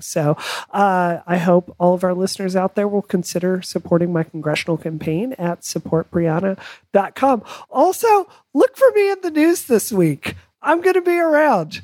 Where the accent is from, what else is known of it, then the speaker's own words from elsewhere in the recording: Mississippi, United States; growing up in Mississippi